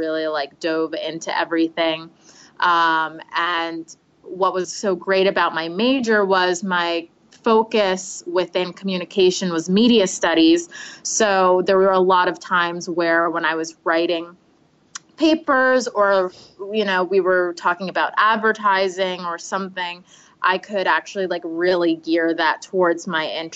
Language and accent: English; Westchester, New York, United States; moved away as an adult; now in Manhattan, United States; I'm originally from Westchester, New York, which is the suburbs about an hour outside of the city